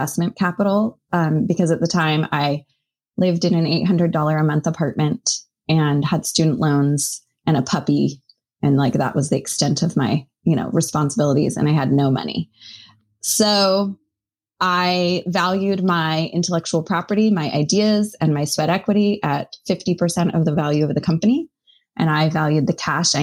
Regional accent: Boise, Idaho, United States; moved away as an adult; also born or lived in Missoula, Montana; I grew up in Boise, Idaho

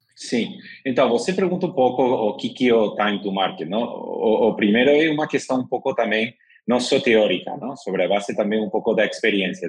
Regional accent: Madrid, Community of Madrid, Spain; Portuguese is a second language; moved away as an adult; now in São Paulo, Brazil; sou de Madrid, espanhol, de 43 anos, mas moro aqui em São Paulo já faz dois anos

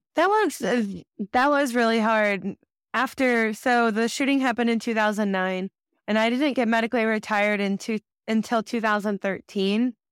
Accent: Kansas City, Missouri, United States; I grew up in Kansas City, Missouri

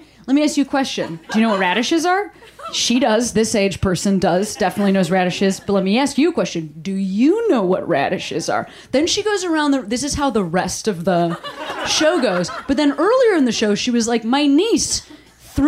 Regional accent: Chicago, Illinois, United States; now in Los Angeles, United States; I'm from Chicago originally

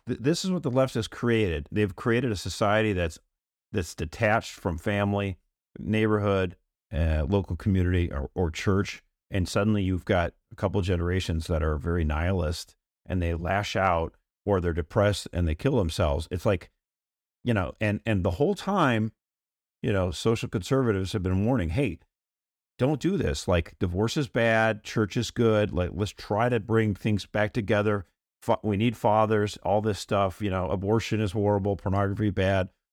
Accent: United States; I'm an American

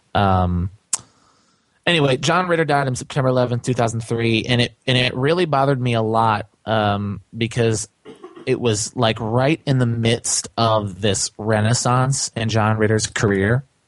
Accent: Chicago, Illinois, United States; I grew up in Chicago

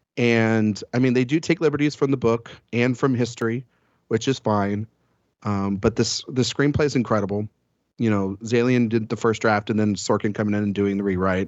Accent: Texas, United States; I'm from Texas

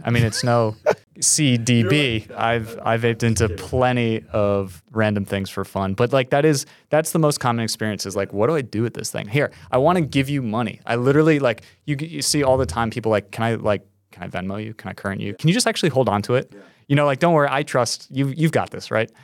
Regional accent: New York, United States; As a New Yorker

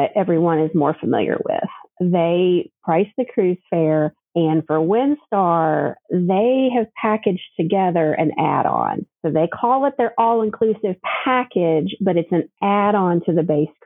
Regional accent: Kentucky, United States; A little girl growing up in Kentucky

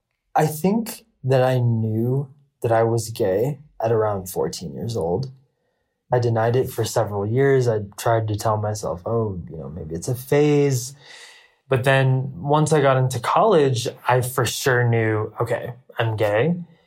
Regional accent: India; The first is me being Indian. The Indian culture is a culture full of taboos.

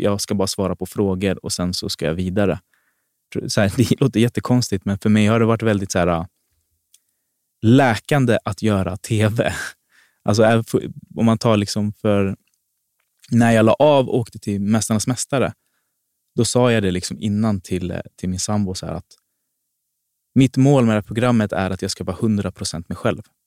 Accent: Botkyrka, Stockholm County, Sweden; jag är född och uppväxt i Fittja.

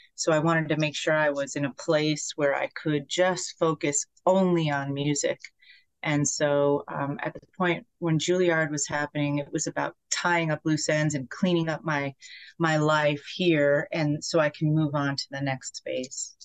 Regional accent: Poughkeepsie, New York, United States; where I grew up in Poughkeepsie

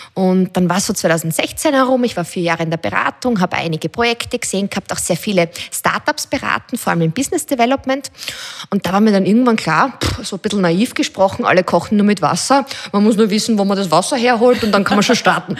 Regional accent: Styria, Austria; Also ich bin selber in der Steiermark aufgewachsen

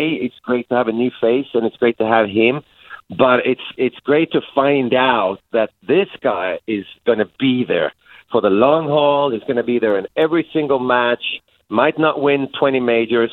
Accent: Sweden; I'm back home in my home country in Sweden to visit some family.

